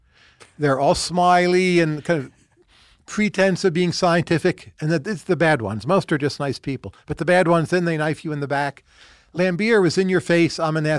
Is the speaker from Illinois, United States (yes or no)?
no; New Jersey, United States; I'm a kid from New Jersey.